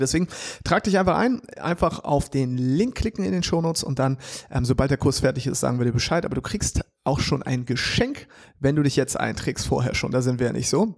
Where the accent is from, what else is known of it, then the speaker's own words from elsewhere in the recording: Hamburg, Germany; ich als Hamburger